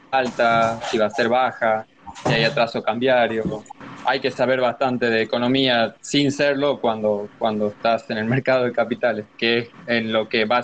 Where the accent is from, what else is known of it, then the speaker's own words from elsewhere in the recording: Argentina; soy de Argentina